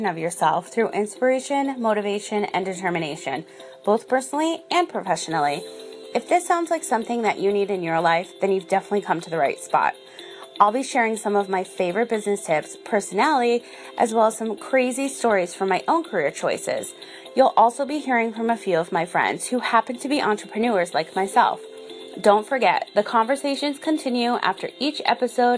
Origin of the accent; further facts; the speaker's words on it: Rhode Island, United States; I grew up on the ocean. I'm from Rhode Island